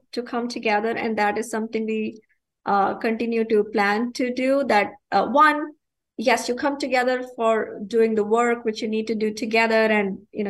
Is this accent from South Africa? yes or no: no; India; now in United States; growing up in India, I've grown up without running water